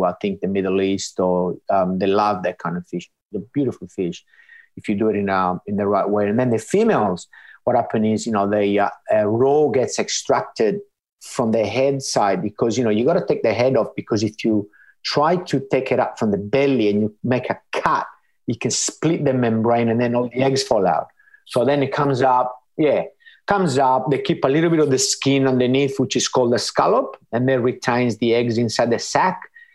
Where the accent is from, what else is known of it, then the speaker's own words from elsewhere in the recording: Sardinia, Italy; moved away as an adult; now in Australia; I grew up in a small village